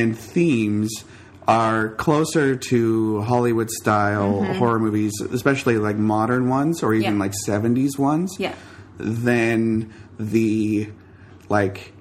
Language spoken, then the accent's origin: English; Canada